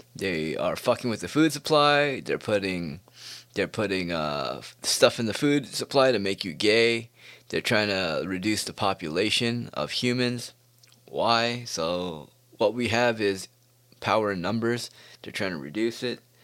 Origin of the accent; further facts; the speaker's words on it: United States; I was born in America